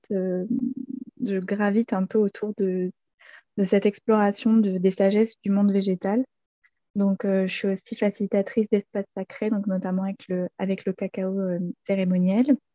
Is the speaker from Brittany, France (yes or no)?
no; Montpellier, Occitania, France; moved away as an adult; now in Ardèche, France; 28 ans et actuellement je vis en Ardèche où je viens d'emménager. Avant ça, moi je suis née et j'ai grandi à Montpellier.